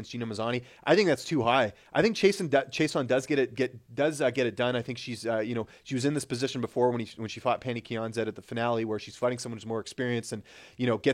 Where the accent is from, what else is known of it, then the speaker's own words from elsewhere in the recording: Canada; as a Canadian